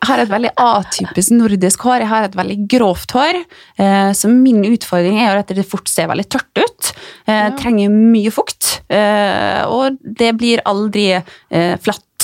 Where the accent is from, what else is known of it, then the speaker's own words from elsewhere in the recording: Ålesund, Møre og Romsdal, Norway; now in Oslo, Norway; jeg, jeg er jo der fra Ålesund, som dere sikkert kanskje hører